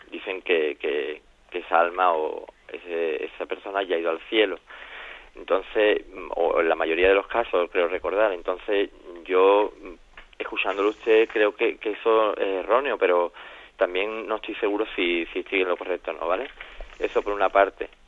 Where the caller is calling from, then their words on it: Jerez de la Frontera, Andalusia, Spain; de Jerez.